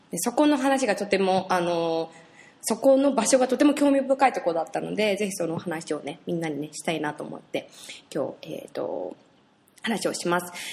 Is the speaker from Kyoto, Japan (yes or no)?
no; Tokorozawa, Saitama, Japan; moved away; also born or lived in Sayama; 所沢という場所でですね、あの、私が本当に生まれ育った街なんですけれども